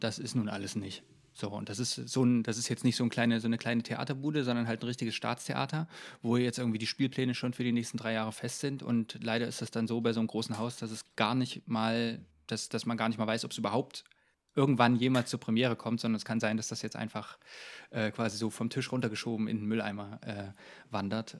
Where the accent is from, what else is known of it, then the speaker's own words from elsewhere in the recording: Jena, Thuringia, Germany; ich habe eigentlich in Jena hier einfach in meiner Heimatstadt angefangen